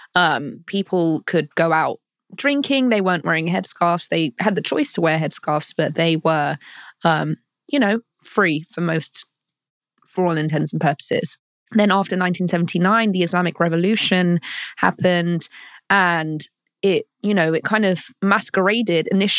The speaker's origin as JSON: {"language": "English", "region": "London", "country": "United Kingdom", "tie": "born or raised there", "moved": "as an adult", "lives_now": "United States", "said": "I am from London. I was born and raised in London."}